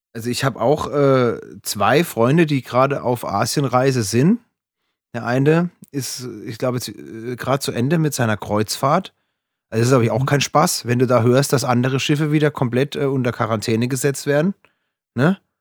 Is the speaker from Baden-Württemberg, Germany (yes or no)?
yes; Freiburg, Baden-Württemberg, Germany; meine Heimatstadt Freiburg